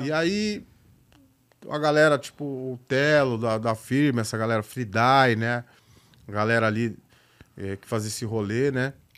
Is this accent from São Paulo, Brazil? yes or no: yes; Itapevi, São Paulo, Brazil; also born or lived in Barueri; eu nasci na, no centro, mas cresci na periferia da Zona Oeste de São Paulo